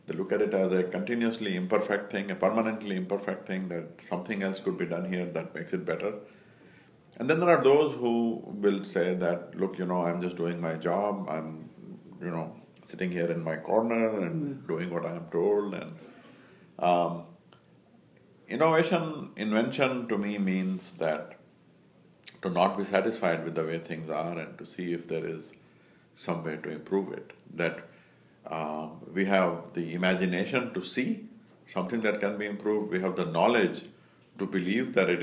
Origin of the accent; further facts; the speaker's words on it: India; moved away as an adult; now in United States; I grew up in India. I was there until I was 19